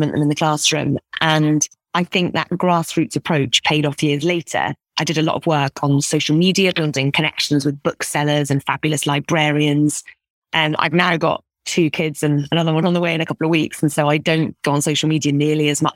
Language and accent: English; Scotland, United Kingdom; growing up in Scotland.